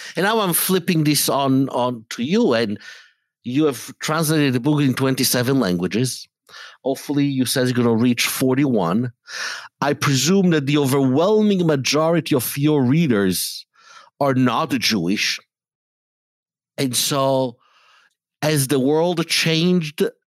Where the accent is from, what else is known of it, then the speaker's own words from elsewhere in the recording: Italy; I grew up in Italy in, um, in an environment that was anti Semitic